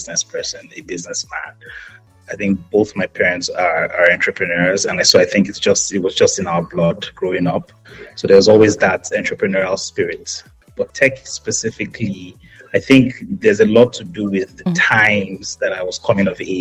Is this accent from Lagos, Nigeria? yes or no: no; Jos, Plateau, Nigeria; moved away as an adult; also born or lived in Hertfordshire, United Kingdom; I was born and raised in Jos in Plateau State.